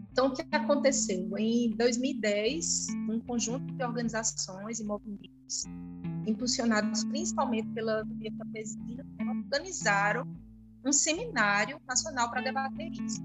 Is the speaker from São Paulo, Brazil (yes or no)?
no; Campina Grande, Paraíba, Brazil; Sou de Campina Grande, Paraíba. É, minha vida toda em Campina Grande, só morei pouquíssimo tempo fora.